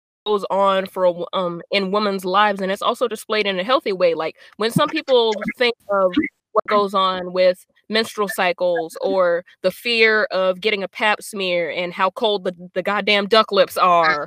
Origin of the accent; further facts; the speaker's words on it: the South, United States; I'm from the South, so underwear isn't called panties. It's called drawers.